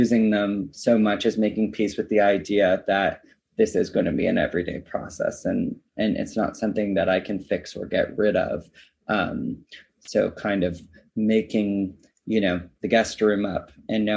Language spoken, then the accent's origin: English; Canada; now in Los Angeles, United States; my hometown in Canada